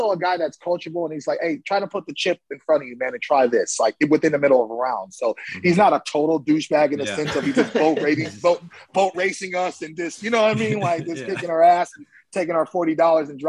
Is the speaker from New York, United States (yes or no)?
no; Oakland, California, United States; moved away as an adult; now in Scottsdale, United States; I'm from Oakland